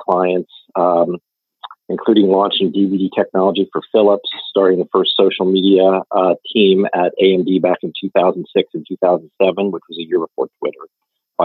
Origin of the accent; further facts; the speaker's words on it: Reno, Nevada, United States; moved away as an adult; also born or lived in Los Angeles, California; now in Austin, United States; I was born in Reno, Nevada. I grew up there and went to school at the University of Nevada in Reno